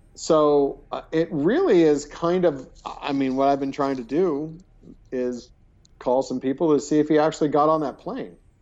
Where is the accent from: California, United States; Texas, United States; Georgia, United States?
California, United States; I'm Californian